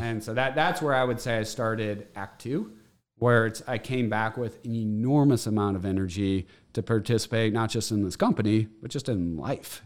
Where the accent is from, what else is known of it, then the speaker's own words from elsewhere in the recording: St. Louis, Missouri, United States; I grew up in Saint Louis. We had a family of eight, grew up in Bridgeton.